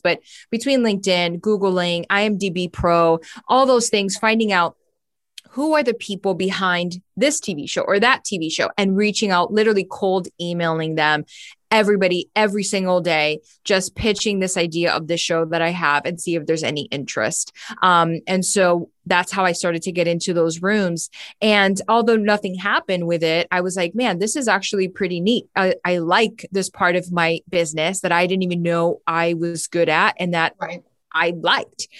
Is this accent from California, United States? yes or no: no; Miami, Florida, United States; moved away as an adult; now in Los Angeles, United States; I was born and raised in Miami, Florida.